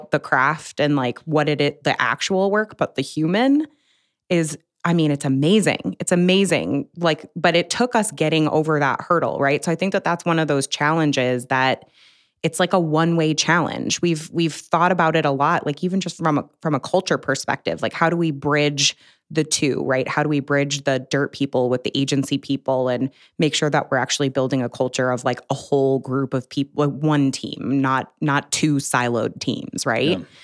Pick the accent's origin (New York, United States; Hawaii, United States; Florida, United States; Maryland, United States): New York, United States; Buffalo; I mean I'm from Buffalo.